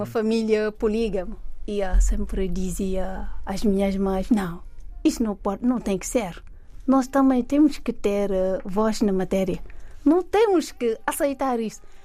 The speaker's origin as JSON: {"language": "Portuguese", "region": "Thiès", "country": "Senegal", "tie": "born or raised there", "also_born_or_lived": "Dakar", "moved": "as an adult", "lives_now": "Portugal", "said": "eu nasci, cresci em Jazz, fiz lá os meus estudos desde o primário até décimo segundo ano"}